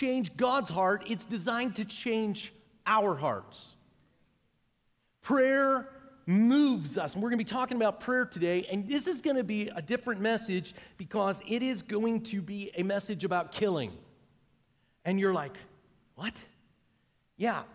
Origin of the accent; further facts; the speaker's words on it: Pittsburgh, Pennsylvania, United States; now in Noblesville, United States; I'm from Pittsburgh, Pennsylvania. That's where I grew up